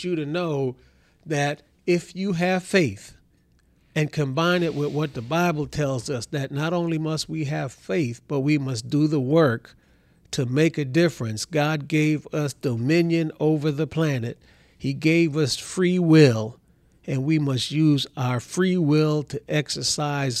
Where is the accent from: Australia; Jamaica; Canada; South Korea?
Jamaica; Kingston; now in Texas, United States; I'm a naturalized citizen. I was born in Kingston, Jamaica